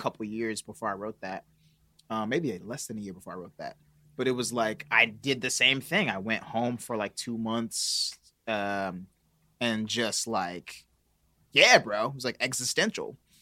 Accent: Milwaukee, Wisconsin, United States; now in Los Angeles, United States; I got, like, aunts, cousins waiting for me to go back to Milwaukee

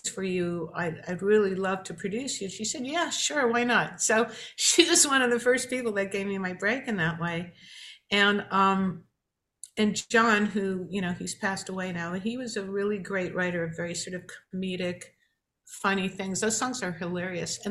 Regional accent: New York, United States; growing up in New York and watching Chiller Theater on Saturday morning

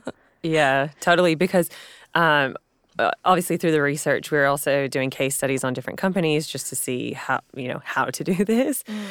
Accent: San Diego, California, United States; moved away as an adult; also born or lived in Los Angeles; now in Sydney, Australia; I'm from San Diego, California

